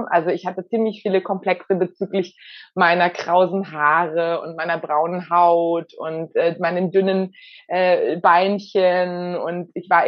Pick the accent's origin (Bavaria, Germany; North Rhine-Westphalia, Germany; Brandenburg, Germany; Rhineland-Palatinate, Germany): Bavaria, Germany; Also ich bin in der Nähe von München aufgewachsen mit zwei Geschwistern.